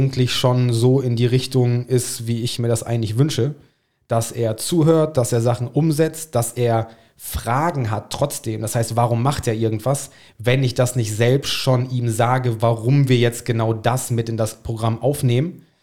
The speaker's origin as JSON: {"language": "German", "region": "England", "country": "United Kingdom", "second_language": "German", "said": "Ich bin ein Engländer."}